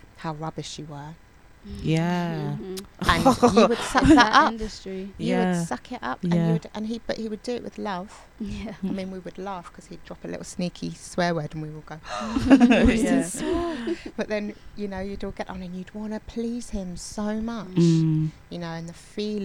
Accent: London, United Kingdom; I grew up in Borough of Westminster, but I travelled all to different bits of London to do my dance

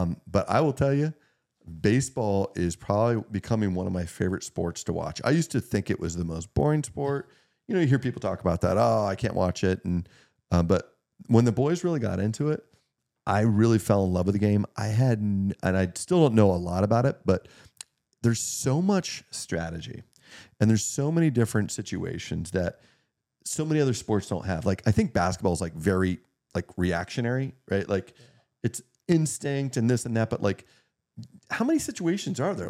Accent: Meadville, Pennsylvania, United States; Meadville, Pennsylvania, which is kind of my hometown, um, being able to take care of people that helped raise me

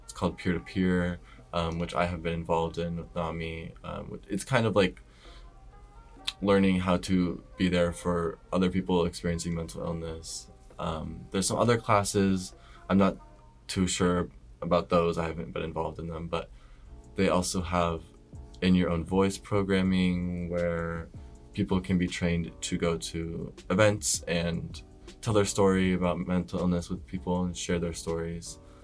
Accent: Omaha, Nebraska, United States; moved away as an adult; now in Boston, United States; I'm from Nebraska, originally, which is like middle of the United States. And I'm from like a decent sized city. It's called Omaha

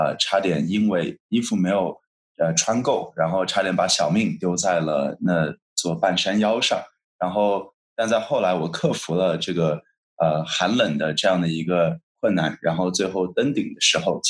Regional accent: Shanghai, China; moved away; 我来自上海，

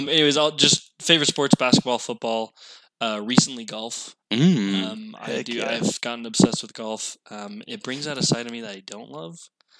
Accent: Utah, United States; also born or lived in Ohio; I was born and raised in Utah.

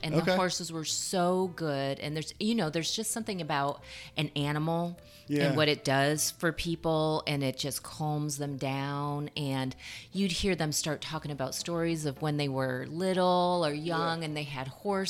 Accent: Vestal, New York, United States; grew up in upstate New York. We were right above the Pennsylvania border, Binghamton area. Actually, I grew up in Vestal, New York, and... we were about 2.5-3 hours from the city

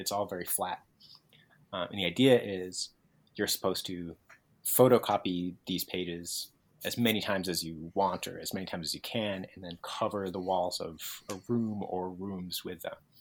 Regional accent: New England, United States; I'm from New England, so I'm used to kind of existing in a certain topographic situation, which is like hills

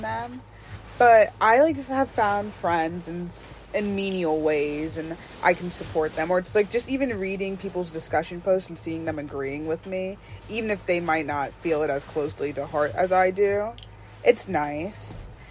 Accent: Crofton, Maryland, United States; also born or lived in Odenton, Maryland; we're not actually from Baltimore, we're not actually from DC, we're from Crofton and Odenton, Maryland

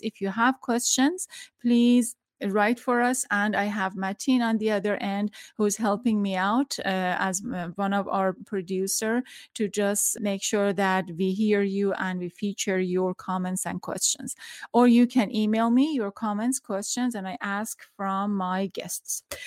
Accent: Tehran, Tehran Province, Iran; now in United States; I'm from Iran, back in Tehran. I was growing up

